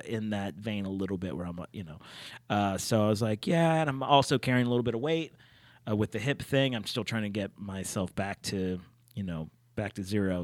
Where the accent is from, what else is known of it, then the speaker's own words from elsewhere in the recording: Pittsburgh, Pennsylvania, United States; I'm from Pittsburgh